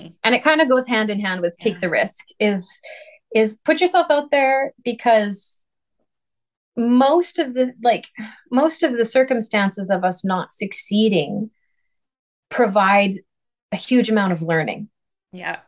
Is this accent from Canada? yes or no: yes; Saskatoon, Saskatchewan, Canada; moved away as an adult; I couldn't have gotten a job as principal flute in my hometown